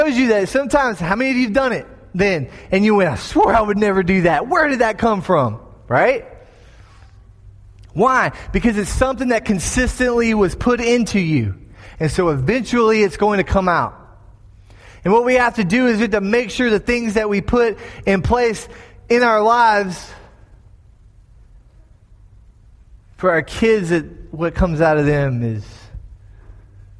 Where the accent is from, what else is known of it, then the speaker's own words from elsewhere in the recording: Florida, United States; My home state of Florida